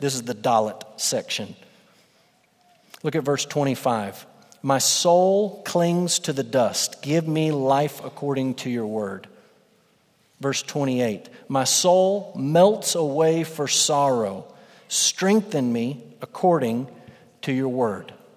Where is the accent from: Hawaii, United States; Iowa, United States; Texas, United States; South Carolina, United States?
Texas, United States; West; moved away; I'm from West Texas.